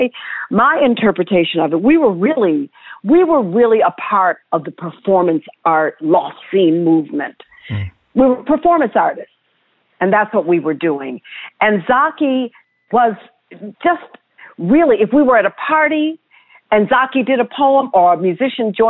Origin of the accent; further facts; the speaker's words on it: Detroit, Michigan, United States; moved away; I'm from Detroit originally